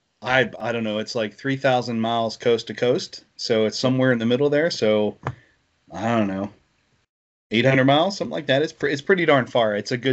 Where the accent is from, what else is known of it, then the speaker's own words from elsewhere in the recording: Western Pennsylvania, United States; moved away; I grew up in Western Pennsylvania. That's where I was originally born, and we got more snow up there. So I've kind of gotten used to the warmer weather down here.